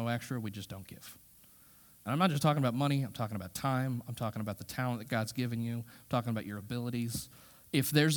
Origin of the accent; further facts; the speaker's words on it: United States; We as American Christians